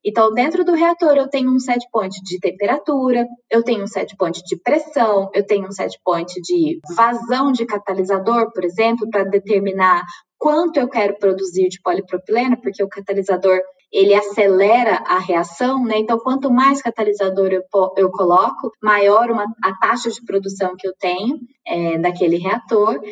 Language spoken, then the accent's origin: Portuguese; Uberlândia, Minas Gerais, Brazil; moved away as an adult; also born or lived in Campinas; Eu fiz graduação em Uberlândia, sou de Minas Gerais, é, fiz graduação na minha cidade natal